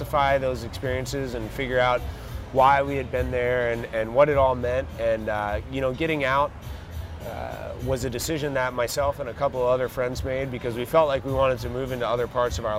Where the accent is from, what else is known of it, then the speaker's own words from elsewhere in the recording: Minnesota, United States; moved away as an adult; So I grew up in Minnesota, Midwestern kid